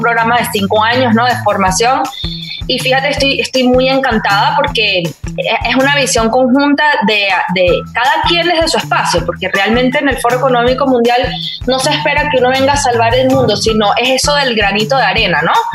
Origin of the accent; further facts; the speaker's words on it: Venezuela; como venezolana